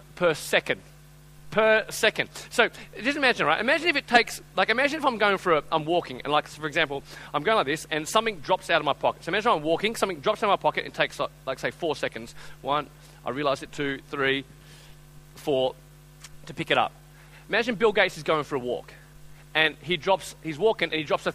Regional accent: Australia; I'm from Australia.

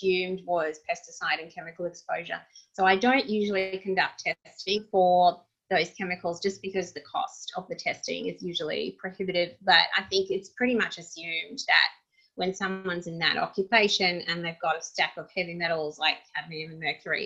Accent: Russia; moved away; I grew up in Russia

